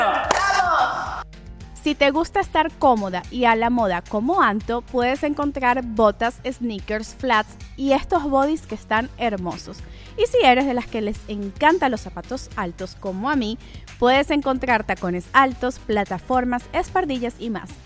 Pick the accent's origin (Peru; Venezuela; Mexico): Venezuela; yo también tengo mis cosas como venezolana